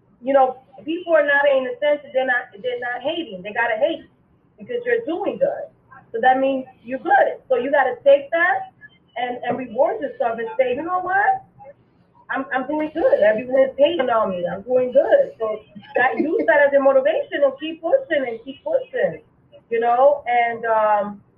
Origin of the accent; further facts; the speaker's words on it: New York City, New York, United States; I was born and raised in the Boogie Down Bronx